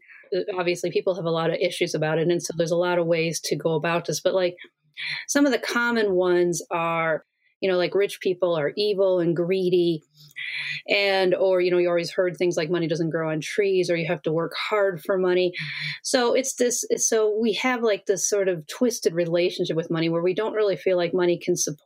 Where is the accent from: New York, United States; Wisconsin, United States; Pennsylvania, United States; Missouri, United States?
Wisconsin, United States; I grew up in Wisconsin in the middle of Midwest